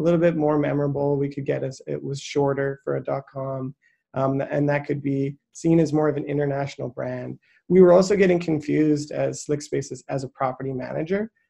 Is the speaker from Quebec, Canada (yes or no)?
no; Saskatchewan, Canada; I grew up in Saskatchewan